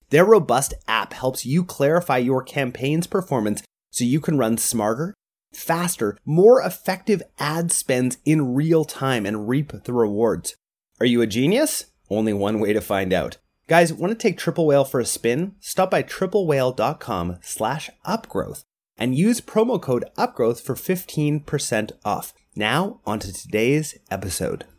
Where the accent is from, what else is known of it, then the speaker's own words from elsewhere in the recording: Canada; I am actually Canadian